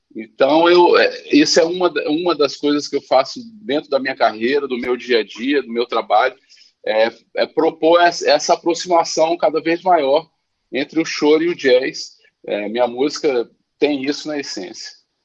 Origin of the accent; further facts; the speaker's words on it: Brasília, Federal District, Brazil; moved away as an adult; also born or lived in Paris; now in Rio de Janeiro, Brazil; eu nasci no Rio, mas com 11 meses fui para Brasília